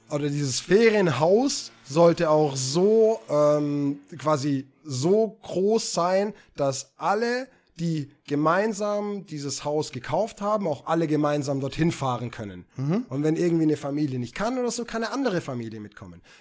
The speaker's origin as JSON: {"language": "German", "country": "Germany", "said": "Ich bin halt Deutscher."}